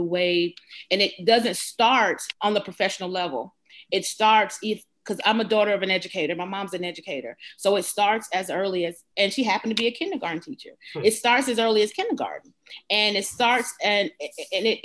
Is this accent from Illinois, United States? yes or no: no; Georgia, United States; I'm a Georgia peach. I was born and raised in Georgia